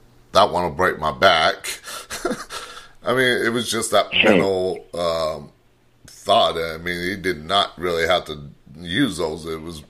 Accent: Riverside, California, United States; moved away as an adult; also born or lived in Homeland, California; now in Texas, United States; I'm from Southern California myself, Riverside

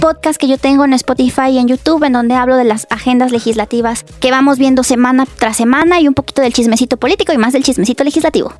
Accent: Puebla, Mexico; now in Mexico City, Mexico; yo soy de Puebla. Entonces imagínate, cuando creces en una cajita chiquita y cerrada

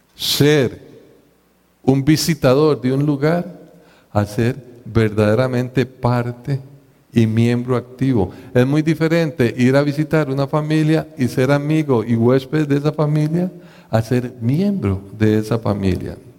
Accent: Costa Rica

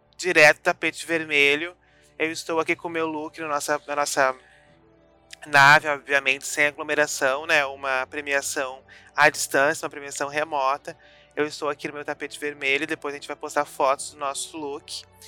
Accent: Rio Grande do Sul, Brazil; nós que somos aqui do, do sul, do Rio Grande do Sul

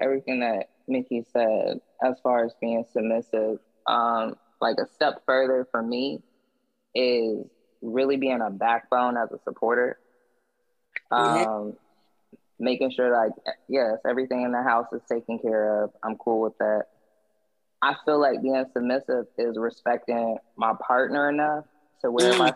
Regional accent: Jacksonville, Florida, United States; I was born in Florida, like Jacksonville, Florida.

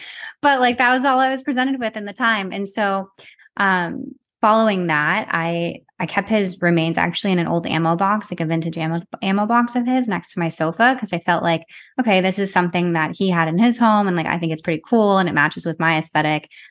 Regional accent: Arizona, United States; now in New York City, United States; I'm from Arizona, but I currently live in New York City.

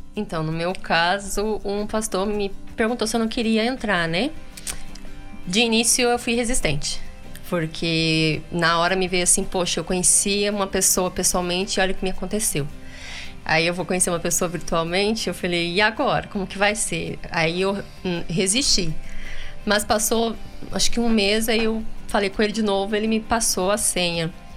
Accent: Paraná, Brazil; Eu sou lá do Paraná

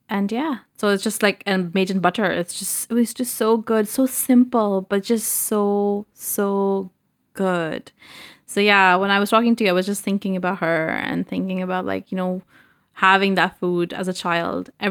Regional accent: Pakistan; I would say, however, as a Pakistani, I would say something controversial

